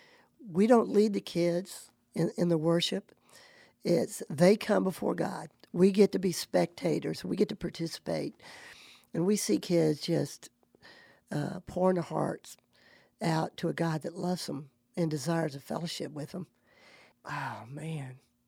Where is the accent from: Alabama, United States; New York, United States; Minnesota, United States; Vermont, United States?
Alabama, United States; I'm from Alabama. Love it.